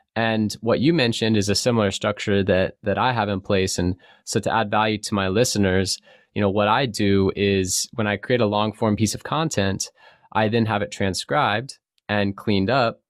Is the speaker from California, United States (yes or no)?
yes; California, United States; I grew up in California, a surfer